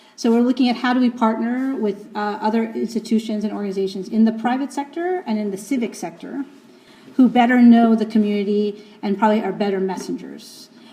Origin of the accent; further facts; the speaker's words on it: New York City, New York, United States; I'm from New York City